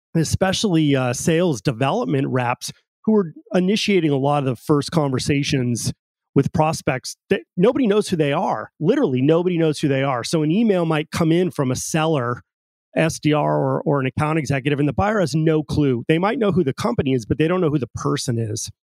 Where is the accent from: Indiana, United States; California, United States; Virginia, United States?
California, United States; Pacifica; I grew up in Pacifica, California, right on the coast uh, in Northern California